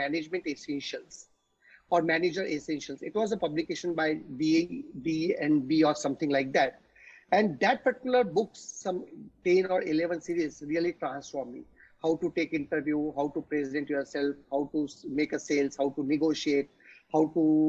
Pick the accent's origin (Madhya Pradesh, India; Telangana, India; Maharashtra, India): Maharashtra, India; Nagpur; moved away as an adult; I am from Nagpur